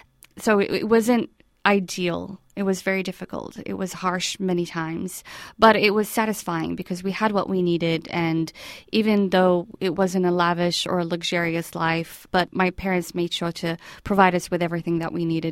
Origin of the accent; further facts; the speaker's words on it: Baghdad, Baghdad Governorate, Iraq; moved away as an adult; also born or lived in Syria; now in Monterey, United States; I was born and raised in Baghdad, Iraq, and I grew up in a secular household in the heart of Baghdad in an area called Rasafa.